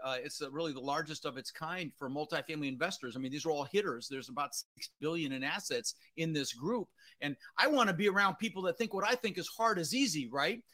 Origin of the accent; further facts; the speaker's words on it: Denver, Colorado, United States; also born or lived in Netherlands; I was born in the Netherlands, you know, wooden shoes and windmills. And uh, ended up in Denver, Colorado